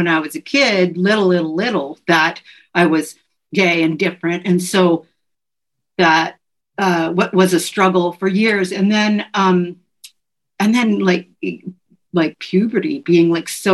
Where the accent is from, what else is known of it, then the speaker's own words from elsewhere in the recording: the Northwest, Pacific Northwest, United States; now in Los Angeles, United States; growing up in the Northwest